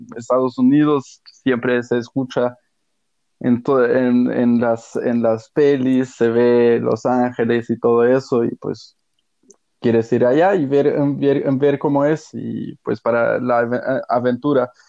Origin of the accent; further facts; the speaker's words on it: Germany; Spanish is a second language; also born or lived in Mexico / Australia / Portugal (ancestry); aquí en Alemania, bueno, soy alemán